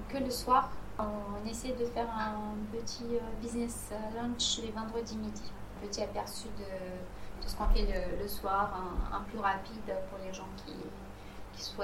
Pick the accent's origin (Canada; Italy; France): Italy; dans mon pays d'origine, qui est l'Italie, euh, la cuisine euh, était toujours le centre de, des événements